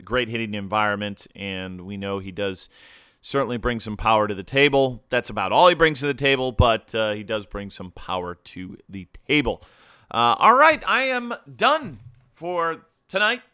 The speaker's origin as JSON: {"language": "English", "town": "Chicago", "region": "Illinois", "country": "United States", "tie": "born or raised there", "moved": "as an adult", "lives_now": "Florida, United States", "said": "I'll be heading up to Chi Town for that, my hometown"}